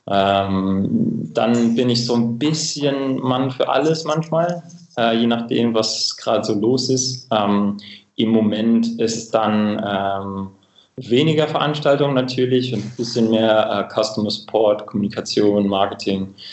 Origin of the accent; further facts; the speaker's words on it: Cambridge, East of England, United Kingdom; German is a second language; moved away; Ähm, ich komme ursprünglich aus, äh, aus England, aus einer kleinen Stadt nördlich von London, Cambridge.